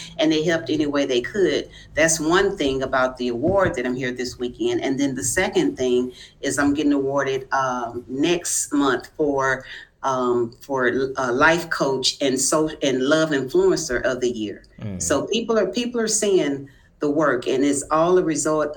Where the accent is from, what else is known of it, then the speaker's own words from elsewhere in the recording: Houston, Texas, United States; I'm from Houston, Texas